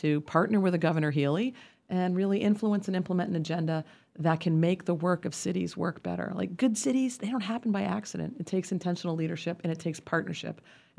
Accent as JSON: {"language": "English", "region": "Hawaii", "country": "United States", "tie": "born there", "lives_now": "Salem, United States", "said": "I'm not from here. I'm a Navy brat. I was born in Hawaii. My mom's from Trinidad. You know, I came to Salem to go to college."}